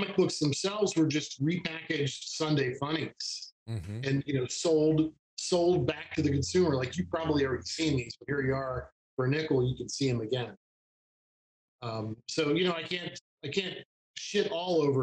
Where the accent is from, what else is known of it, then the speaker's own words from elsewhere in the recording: Appalachia, United States; I grew up in Appalachia